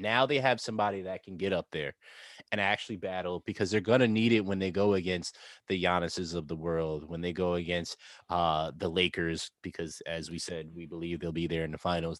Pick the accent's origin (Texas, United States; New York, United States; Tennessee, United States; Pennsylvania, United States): New York, United States; as a New Yorker